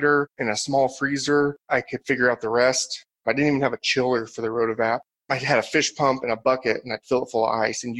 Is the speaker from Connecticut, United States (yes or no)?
no; Southern Indiana, United States; moved away as an adult; now in Colorado, United States; I'm from Southern Indiana